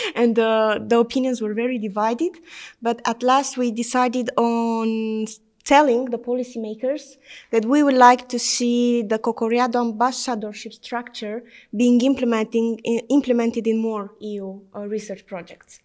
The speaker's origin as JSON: {"language": "English", "country": "Romania", "said": "I'm from Romania"}